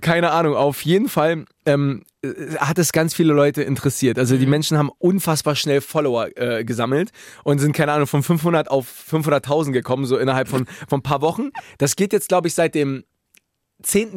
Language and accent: German; Berlin, Germany; in Berlin, mhm. wo ich herkomme